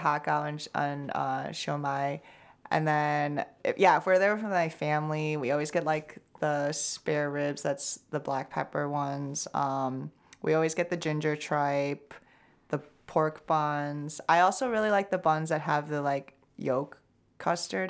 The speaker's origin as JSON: {"language": "English", "region": "Shanghai", "country": "China", "moved": "yes", "lives_now": "United States", "said": "I'm from Shanghai"}